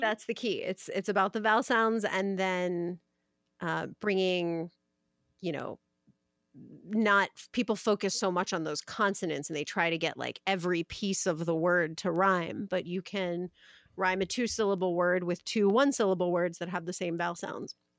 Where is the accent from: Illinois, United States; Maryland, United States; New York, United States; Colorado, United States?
Maryland, United States; I'm from Maryland